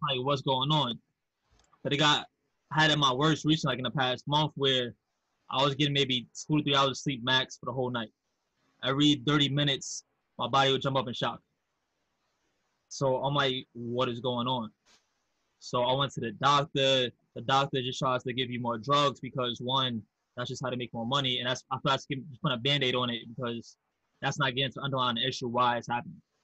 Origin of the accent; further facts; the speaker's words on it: New York City, New York, United States; also born or lived in Manhasset, Long Island; I grew up in House Queens, but I went to high school in Manhasset, Long Island